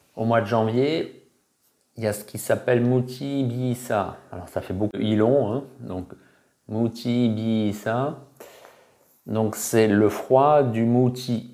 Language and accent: French; France; moved away; also born or lived in Okinawa, Japan; je suis l'un des Français qui a vécu le plus longtemps aux anciennes Ryukyu